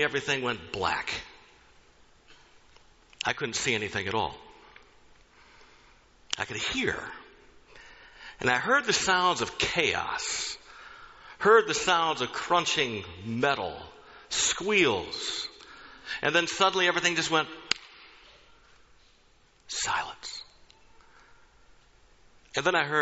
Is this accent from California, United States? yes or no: no; Michigan, United States; moved away as an adult; now in Ohio, United States; I'm from Michigan